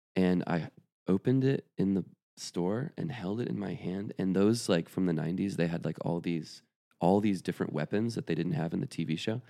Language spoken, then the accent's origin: English; Atlanta, Georgia, United States; also born or lived in Athens, Georgia; I grew up in the suburbs of Atlanta, Georgia.